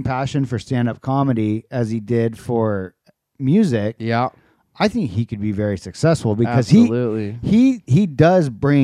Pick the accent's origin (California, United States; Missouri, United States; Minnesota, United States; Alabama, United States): California, United States; Vacaville; I'm from Vacaville